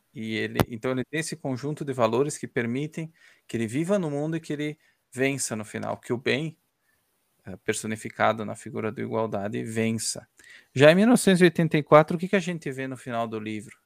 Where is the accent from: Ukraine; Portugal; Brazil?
Ukraine; moved away; eu sou ucraniano